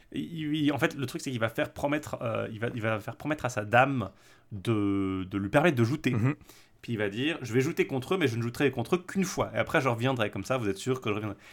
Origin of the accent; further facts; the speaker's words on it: French-speaking Switzerland, Romandy, Switzerland; je suis suisse-roman